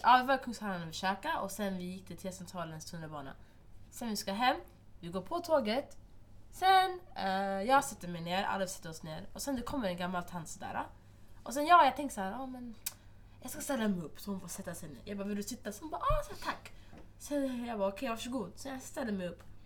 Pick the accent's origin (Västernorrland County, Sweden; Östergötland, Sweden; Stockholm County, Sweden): Stockholm County, Sweden; Stockholm; jag är från Husby